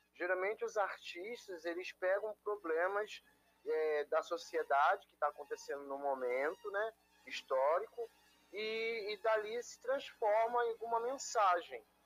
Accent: Rio de Janeiro, Brazil; eu sou do Rio de Janeiro, da cidade

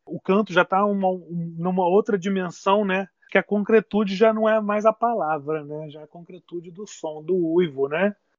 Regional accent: Lavras, Minas Gerais, Brazil; also born or lived in Niterói; now in Juiz de Fora, Brazil; O Milton é de Três Pontas, eu nasci ali perto, nasci em Lavras.

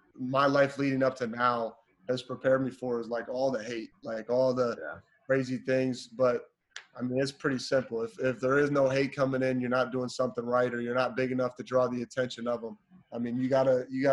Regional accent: small town Wisconsin, United States; also born or lived in Seattle, Washington; When I moved from Seattle back to Wisconsin, I did seventh grade in both states

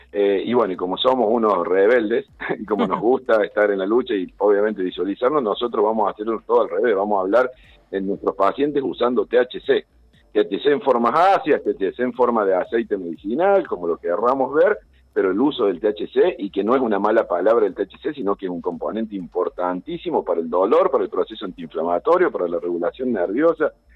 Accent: Sierras de Córdoba, Argentina; Soy veterinario de la Sierra de Córdoba

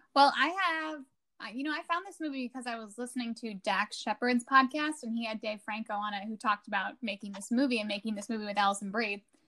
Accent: Illinois, United States; Naperville is a rival high school of where I went to high school

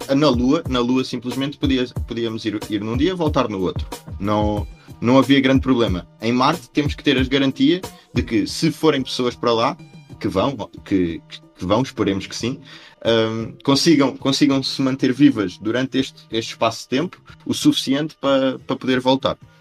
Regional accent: Portugal; nós, nós, enquanto portugueses

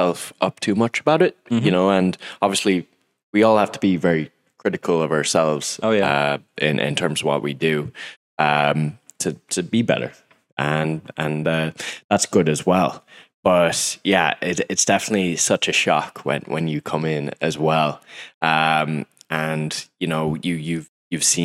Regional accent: Mayo, Connacht, Ireland; I'm from Mayo

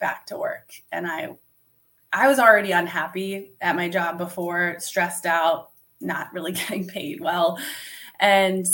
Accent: Italy; now in United States; I was actually born and raised in Italy. And when my parents split up, my mom moved my brother and me to the US

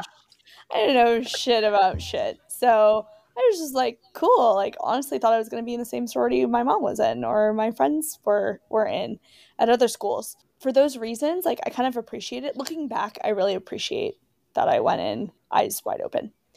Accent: San Francisco Bay Area, California, United States; moved away as an adult; also born or lived in Alabama; I'm from California, I'm from the San Francisco Bay Area

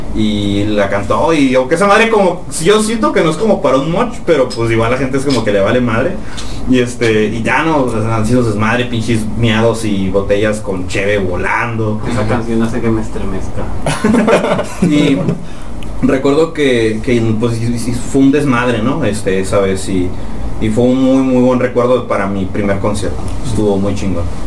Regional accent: Mexicali, Baja California, Mexico; hasta nuestra casa que queda más allá de la comandancia, más bueno, los que somos de Mexicali

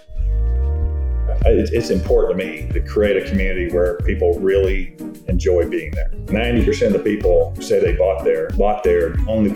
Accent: Melbourne, Florida, United States; moved away as an adult; now in Dallas, United States; I am actually from Melbourne, Florida, and I grew up and was raised there

